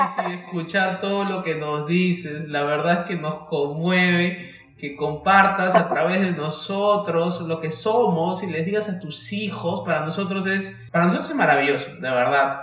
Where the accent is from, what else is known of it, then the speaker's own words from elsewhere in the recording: Peruvian Amazon, Peru; accent: charapa; los selváticos también somos un poco espontáneos